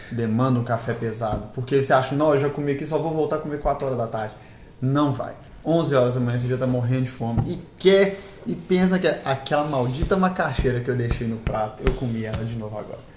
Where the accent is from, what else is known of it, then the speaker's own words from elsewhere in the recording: Minas Gerais, Brazil; A gente é mineiro, a gente come palavra.